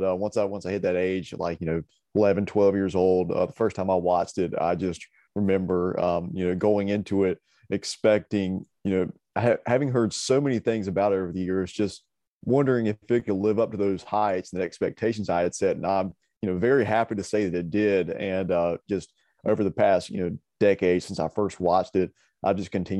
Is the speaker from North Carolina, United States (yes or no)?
yes; North Carolina, United States; it's filmed just right here in my home state, North Carolina, just a couple counties over from where I've lived my whole life.